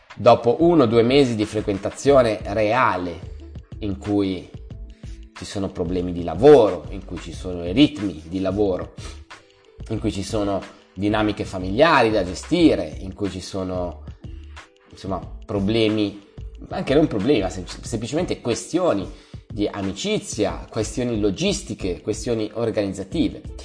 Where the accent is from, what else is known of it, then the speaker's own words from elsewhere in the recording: Milan, Lombardy, Italy; Io vengo da Milano e Milano è una città maledetta per quanto riguarda le eh, relazioni. Siamo molto chiusi